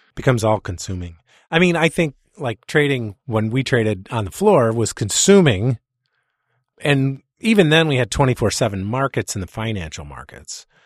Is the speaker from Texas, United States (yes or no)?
no; Chicago, Illinois, United States; I'm from Chicago, so I don't speak English